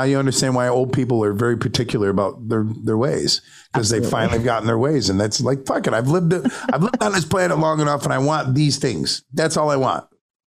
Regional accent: Syracuse, New York, United States; I'm like, no, I'm from Syracuse.

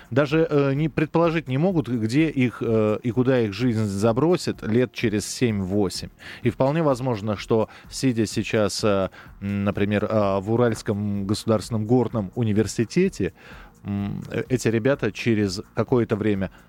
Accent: Moscow, Russia; Вот я коренной москвич, у меня 4 поколения людей, которые из э, Смоленской губернии приехали сюда.

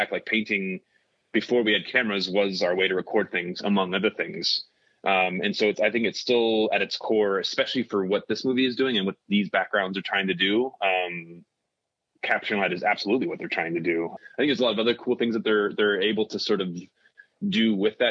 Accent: United States; as an American

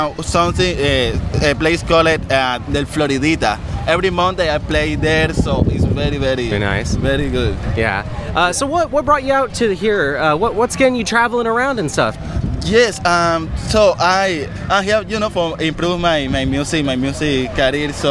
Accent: Havana, Cuba; moved away as an adult; now in Los Angeles, United States; I'm from Havana, Cuba.

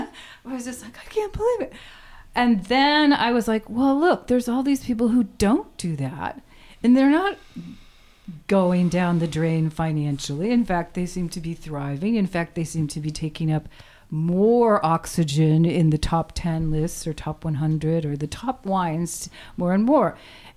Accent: New England, United States; also born or lived in Maine / Massachusetts; I'm from all over, but I was raised in New England and lived in Maine and went to school in Western Massachusetts and moved here 38 years

